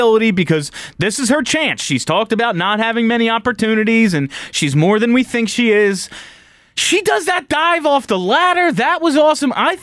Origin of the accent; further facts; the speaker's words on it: United States; I'm American